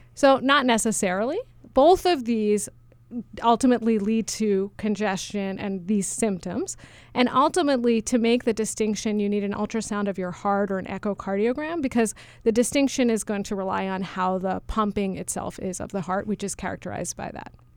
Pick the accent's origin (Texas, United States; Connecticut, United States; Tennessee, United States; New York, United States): New York, United States; New York City; moved away as an adult; also born or lived in Massachusetts; I grew up in New York City, um, the daughter of two highly motivated research scientists